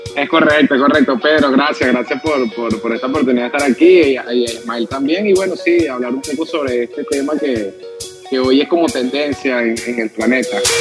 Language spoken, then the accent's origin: Spanish; Los Teques, Miranda, Venezuela; moved away as an adult; now in Caracas, Venezuela; ¿de dónde eres tú? De los teques